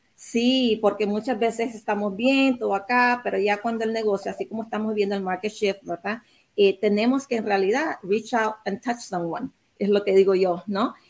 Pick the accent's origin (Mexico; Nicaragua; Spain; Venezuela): Nicaragua; now in United States; mis padres son chinos, pero yo nací allá en Nicaragua